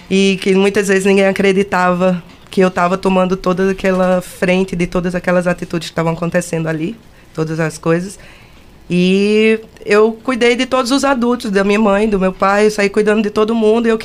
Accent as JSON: {"language": "Portuguese", "town": "Campina Grande", "region": "Paraíba", "country": "Brazil", "said": "Eu Na sou de Campina Grande. Campina Grande, Paraíba."}